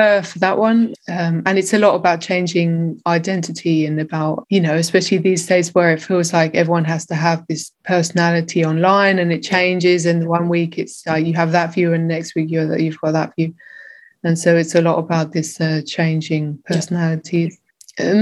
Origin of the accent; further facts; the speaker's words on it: England, United Kingdom; now in Berlin, Germany; growing up in England